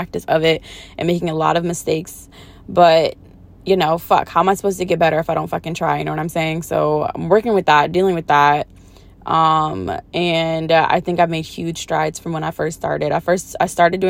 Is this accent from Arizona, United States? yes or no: no; New Orleans, Louisiana, United States; I'm from New Orleans